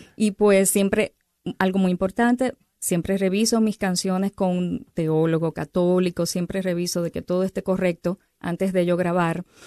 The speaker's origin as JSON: {"language": "Spanish", "country": "Dominican Republic", "moved": "yes", "lives_now": "Arizona, United States", "said": "soy dominicana, ¿verdad? Y tengo muchas playas allá en República Dominicana, aunque estoy ahora viviendo en Arizona"}